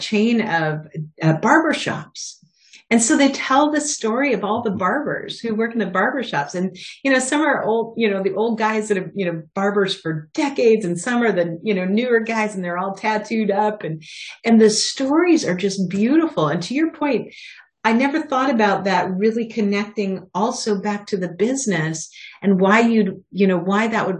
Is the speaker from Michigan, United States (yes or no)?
no; Spokane, Washington, United States; now in Philadelphia, United States; I grew up in Spokane, Washington